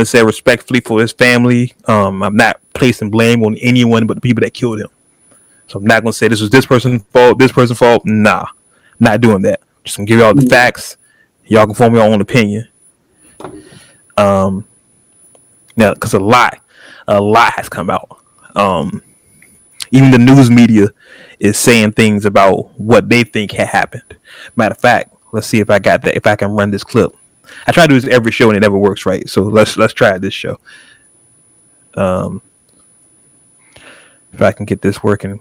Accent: California, United States; I am Californian through and through.

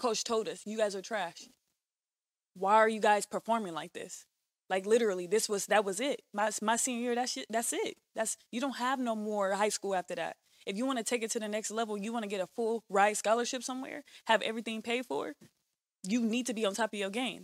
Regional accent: Bakersfield, California, United States; I'm from here and Bakersfield at the same time.

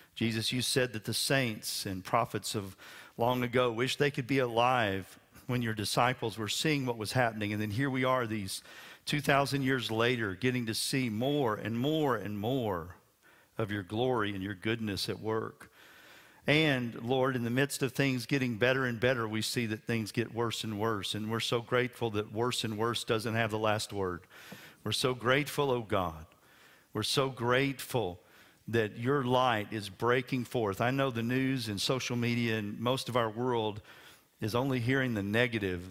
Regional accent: West Texas, United States; I'm from West Texas. It rains eight inches a year

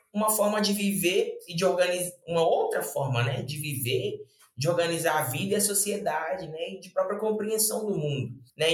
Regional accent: Belo Horizonte, Minas Gerais, Brazil; sou de Belo Horizonte.

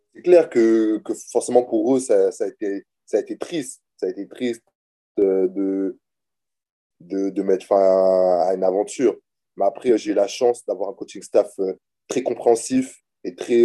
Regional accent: Orléans, Centre-Val de Loire, France; moved away as an adult; also born or lived in Lomé, Togo; now in Buffalo, United States; je suis né euh, à Lomé au Togo. J'ai grandi en France

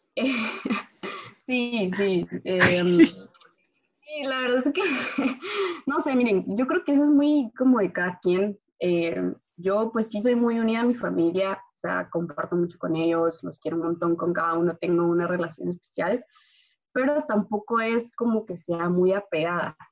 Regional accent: Guatemala; moved away

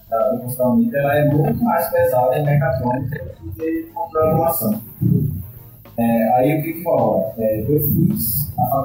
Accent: Recife, Pernambuco, Brazil; also born or lived in Brasília; É, eu sou de Recife, morei em Brasília nesse período aí, é

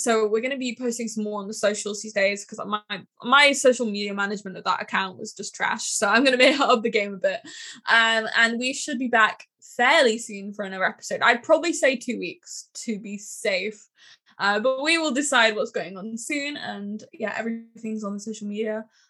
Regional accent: York, Yorkshire and the Humber, United Kingdom; But he was like, where are you from? And I was like, oh, York.

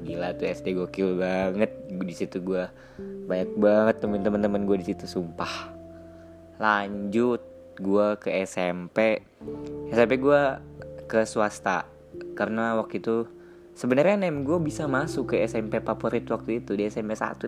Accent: Karawang, West Java, Indonesia; lahir di Kerawang

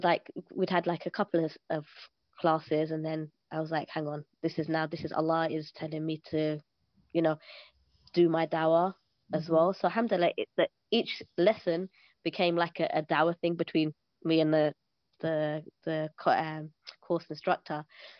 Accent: Pakistan; So I'm Pakistani, so everybody understands.

